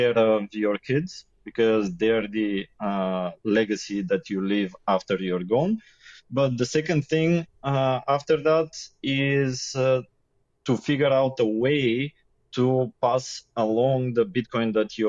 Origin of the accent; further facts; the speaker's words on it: Sofia, Sofia City, Bulgaria; also born or lived in Yambol, Bulgaria; I am born in another city, Yambo. But since first grade of school, I'm in Sofia, and now that's almost 30 years I live here